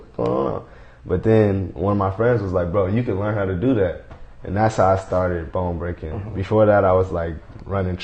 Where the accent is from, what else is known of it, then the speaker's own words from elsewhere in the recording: Fairfield, California, United States; also born or lived in Oakland, California / San Francisco, California; I grew up in Fairfield, California